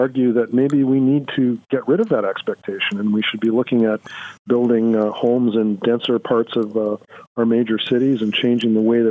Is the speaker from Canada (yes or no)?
yes; Canada